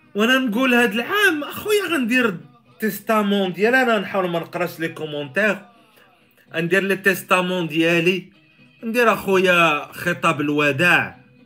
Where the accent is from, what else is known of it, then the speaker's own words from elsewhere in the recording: Morocco; عندنا في المغرب